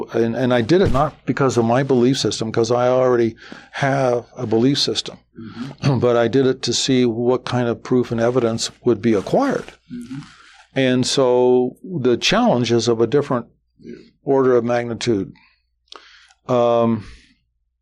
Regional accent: Las Vegas, Nevada, United States; I'm from Las Vegas

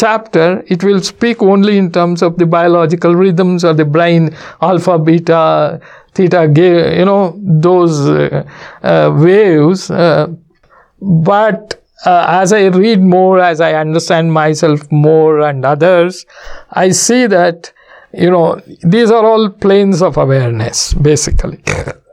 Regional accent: Mysore, Karnataka, India; 1990, when I came from Mysore to San Francisco, that is my first visit outside the country.

